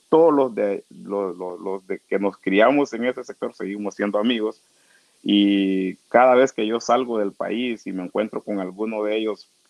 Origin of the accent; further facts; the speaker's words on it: Trujillo, Colón, Honduras; yo nací en Trujillo, Colón. Yo soy de Trujillo, Colón, barrio Cristales. es una comunidad garífuna de, Trujillo.